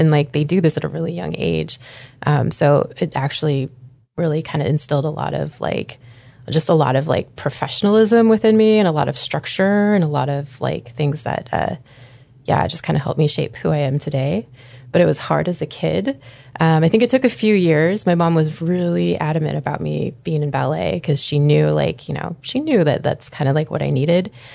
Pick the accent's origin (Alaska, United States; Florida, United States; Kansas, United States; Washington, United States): Alaska, United States; Anchorage; also born or lived in Green Bay, Wisconsin; I grew up here in Anchorage, Alaska